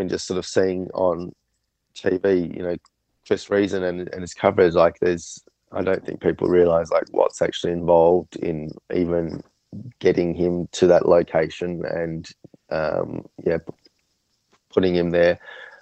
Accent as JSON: {"language": "English", "country": "Australia", "said": "we're from Australia"}